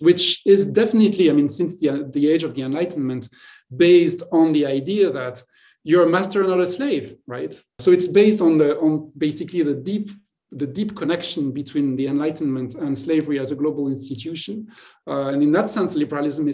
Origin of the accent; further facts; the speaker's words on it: Marseille, Provence-Alpes-Côte d'Azur, France; moved away; I come from Marseille, which is growing up was a bilingual city